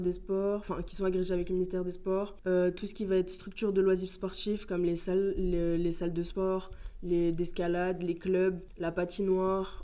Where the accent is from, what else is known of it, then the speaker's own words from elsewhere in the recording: Paris, Île-de-France, France; now in Grenoble, France; je viens de Paris